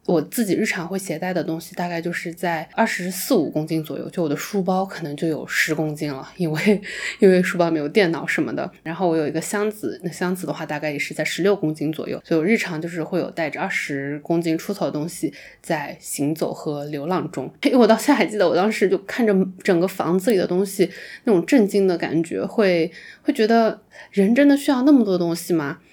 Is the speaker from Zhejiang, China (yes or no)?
yes; Wenzhou, Zhejiang, China; moved away; 因为我有家庭啦，我有就是温州的这些习俗啊，我有家人对我的期待啦